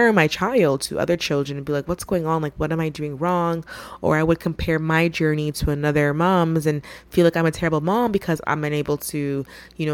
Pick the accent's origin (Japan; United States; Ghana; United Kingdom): Ghana; I'm from Ghana, which is in West Africa